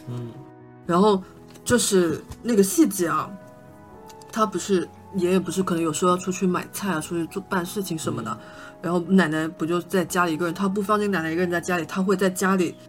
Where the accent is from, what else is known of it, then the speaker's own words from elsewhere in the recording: Shantou, Guangdong, China; first language Shantou dialect; 因为我也是汕头人